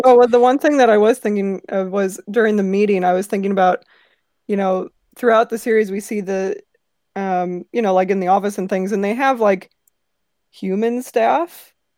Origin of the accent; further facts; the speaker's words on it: St. Louis, Missouri, United States; I'm from Saint Louis, so I've been to many Cardinals games